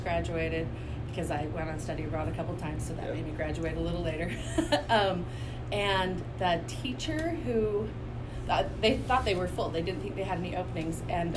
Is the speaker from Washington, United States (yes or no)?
no; Salt Lake City, Utah, United States; Born and raised here. And I went to the U